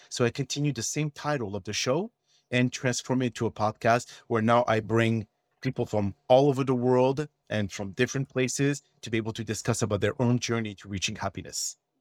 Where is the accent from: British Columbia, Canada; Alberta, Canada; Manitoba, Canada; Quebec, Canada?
Quebec, Canada; Montreal; accent: French; English is a second language; moved away as an adult; also born or lived in Texas / Washington, D.C.; originally I am from Montreal, Canada, okay? So I speak French and, uh, if anyone here noticed my accent, you know where it's coming from